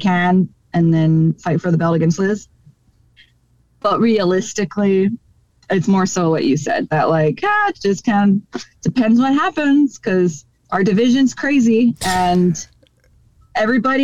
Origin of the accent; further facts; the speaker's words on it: Hawaii, United States; in my hometown of Hawaii